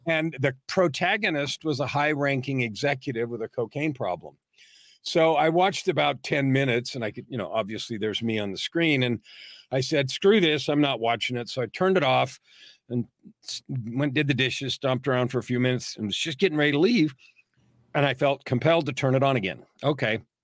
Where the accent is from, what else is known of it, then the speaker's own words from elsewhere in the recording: San Francisco, California, United States; I was born in San Francisco, raised in the San Francisco Bay Area, native California